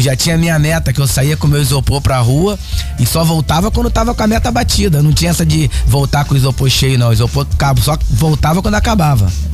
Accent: Guapimirim, Rio de Janeiro, Brazil; É, eu sou de Guapimirim. Sou de Guapimirim, nascido e criado em Guapimirim

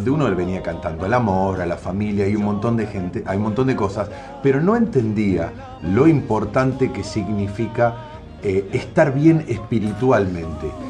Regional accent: Tucumán, Argentina; now in Buenos Aires, Argentina; vivimos en Buenos Aires, nosotros somos los tres tucumanos. Sí. Los tres nacidos aquí

